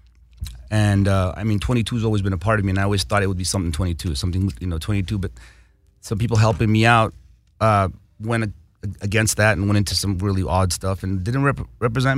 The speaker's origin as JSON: {"language": "English", "town": "Los Angeles", "region": "California", "country": "United States", "tie": "born or raised there", "also_born_or_lived": "Armenia / Rome, Italy"}